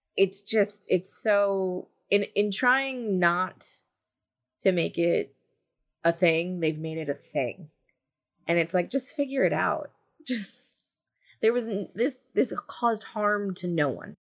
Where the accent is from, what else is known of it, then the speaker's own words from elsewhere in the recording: New Jersey, United States; growing up in New Jersey